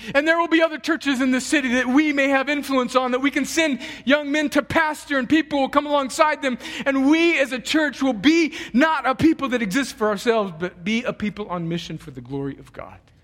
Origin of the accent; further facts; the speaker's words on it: United States; as American Christians